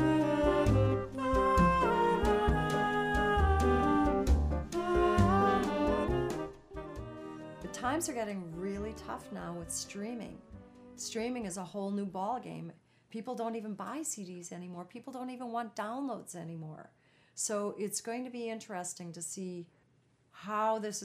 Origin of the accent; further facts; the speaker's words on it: Minnesota, United States; moved away; my hometown